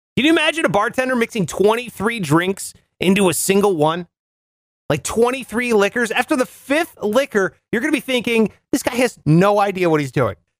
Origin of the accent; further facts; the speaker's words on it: Ohio, United States; Ohio, where I'm originally from